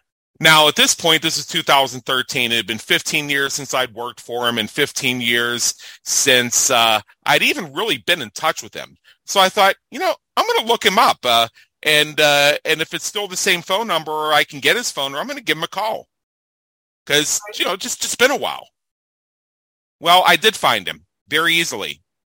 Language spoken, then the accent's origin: English; Pittsburgh, Pennsylvania, United States; moved away as an adult; now in Las Vegas, United States; I'm from Pittsburgh originally, and I had decided years before I left there that I wasn't going to spend my life there.